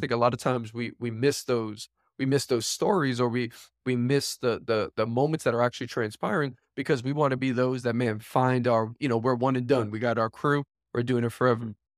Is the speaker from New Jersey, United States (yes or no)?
no; New York City, New York, United States; I am born and raised New York, born and raised in Queens, New York